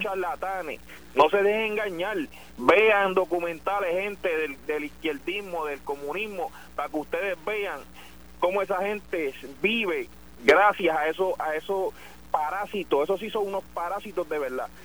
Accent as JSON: {"language": "Spanish", "town": "San Juan", "country": "Puerto Rico", "said": "de San Juan, yo soy sanjuanero."}